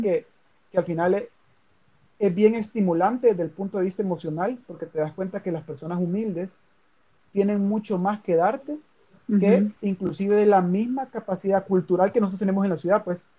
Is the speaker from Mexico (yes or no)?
no; El Salvador; cuando yo digo que soy salvadoreño